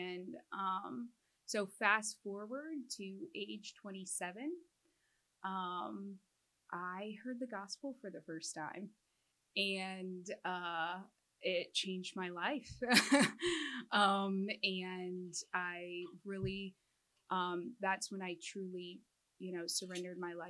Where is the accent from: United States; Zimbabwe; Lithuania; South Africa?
United States; Midwest; I am a Midwesterner, born and raised.